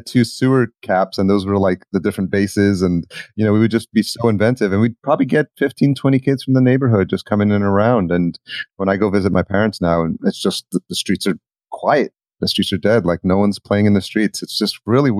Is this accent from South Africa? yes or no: no; Yonkers, New York, United States; Yonkers where I grew up.